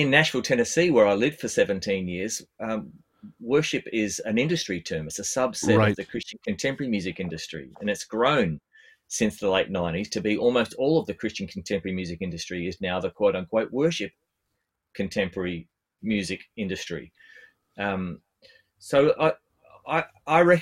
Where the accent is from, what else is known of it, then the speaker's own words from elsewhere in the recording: Australia; I'm an Australian bass player